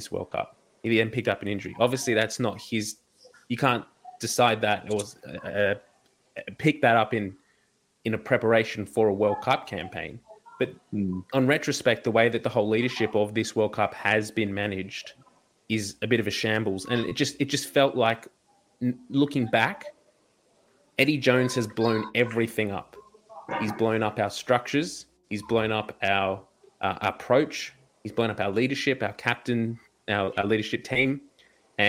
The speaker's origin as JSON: {"language": "English", "country": "Australia", "said": "as an Australian rugby fan"}